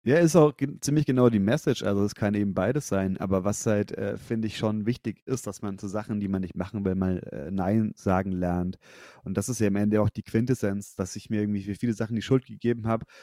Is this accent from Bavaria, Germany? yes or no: yes; Nuremberg–Fürth area, Bavaria, Germany; now in Fürth, Germany; wir kommen alle aus der Ecke Nürnberg, Fürth